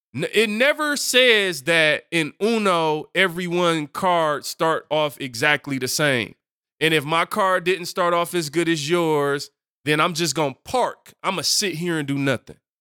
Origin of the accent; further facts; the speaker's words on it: Detroit, Michigan, United States; I come from Detroit and Seven Mile